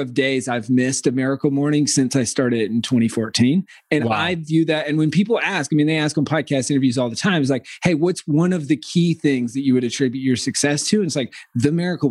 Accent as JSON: {"language": "English", "region": "rural South Carolina", "country": "United States", "tie": "born or raised there", "said": "I grew up in the middle of nowhere, South Carolina"}